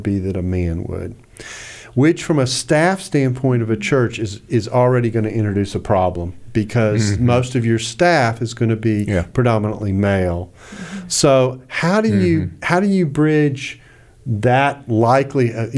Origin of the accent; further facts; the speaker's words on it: the South, United States; I'm from the South